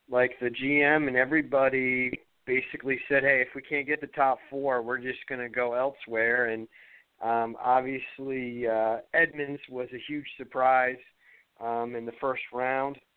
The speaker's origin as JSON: {"language": "English", "region": "Ohio", "country": "United States", "lives_now": "Maine, United States", "said": "because I'm originally from Ohio but live in Maine."}